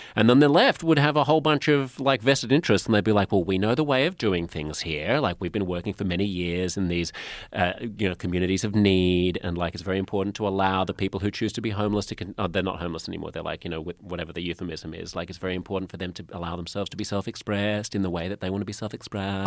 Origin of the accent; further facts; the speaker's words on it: Australia; moved away as an adult; also born or lived in United States; I'm Australian